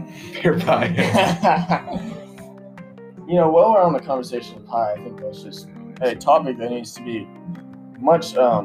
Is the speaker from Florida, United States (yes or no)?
no; Idaho, United States; moved away as an adult; now in Texas, United States; I am from Idaho.